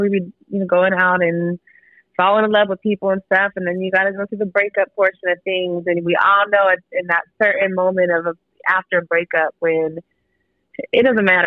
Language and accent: English; Pacific Northwest, United States; now in Austin, United States; Uh, I live in Austin, Texas. I grew up in the Pacific Northwest.